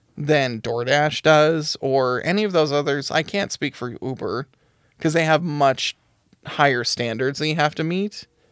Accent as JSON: {"language": "English", "country": "United States", "said": "we're white and we're American"}